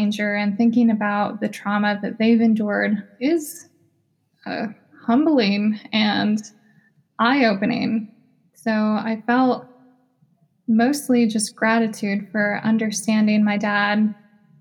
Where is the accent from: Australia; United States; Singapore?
United States; Me and my sisters were born and raised in the United States.